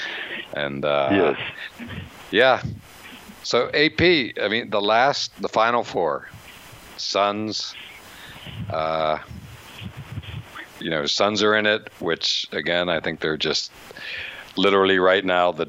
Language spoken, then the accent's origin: English; Altoona, Pennsylvania, United States; my hometown of Altoona, PA